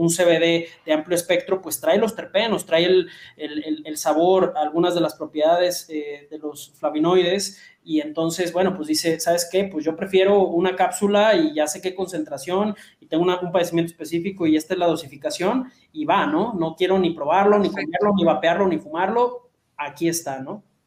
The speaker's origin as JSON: {"language": "Spanish", "country": "Mexico", "said": "nosotros como, mexicanos eh, ingestamos mucho picante"}